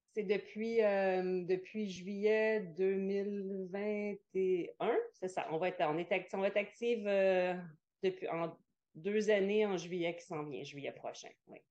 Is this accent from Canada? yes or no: yes; Quebec, Canada; moved away; je viens du Québec